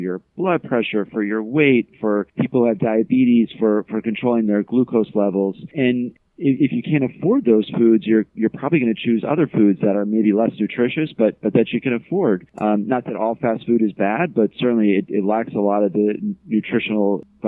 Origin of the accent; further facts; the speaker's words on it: Scotch Plains, New Jersey, United States; now in Charlottesville, United States; I'm from Scotch Plains. I grew up not too far from Newark